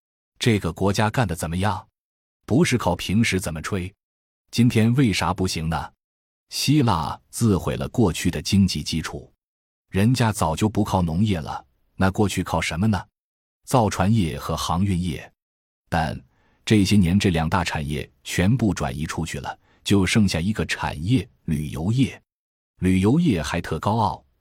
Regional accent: China; 我们中国人现在有三亿中产阶级

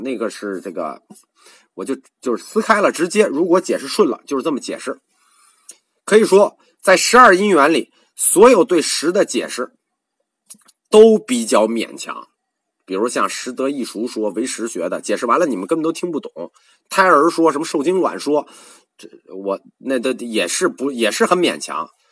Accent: China; 我们中国人

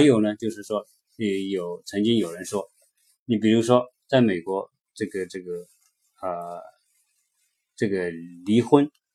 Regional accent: China; now in United States; 我们中国人来到这边的时候

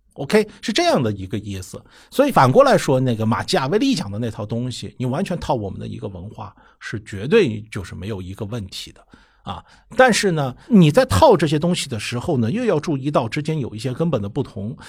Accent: China; 我们中国人比他们更诚实一点

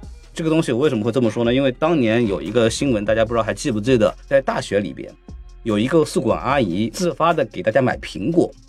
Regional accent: Shanghai, China; 我出生在上海嘛

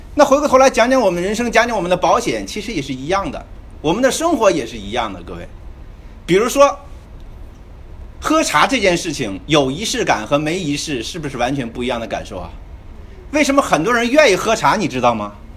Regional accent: China; 我们中国人

